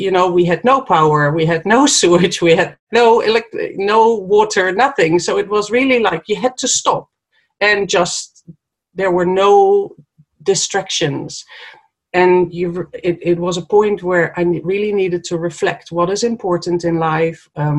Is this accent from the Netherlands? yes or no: yes; Netherlands; moved away as an adult; now in New Zealand; so I moved from Holland to New Zealand for a better place on earth, to live in a better place or more beautiful place, a place with more space. I escaped Europe, basically